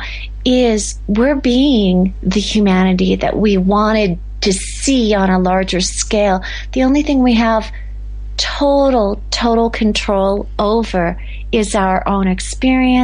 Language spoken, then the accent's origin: English; United States; moved away; we call the United States our passport country because that's where we belong